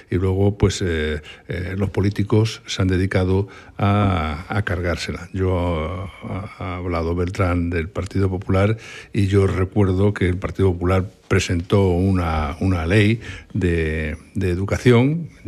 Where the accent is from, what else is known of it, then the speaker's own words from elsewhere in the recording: Santander, Cantabria, Spain; No, no, no, soy, soy santanderino.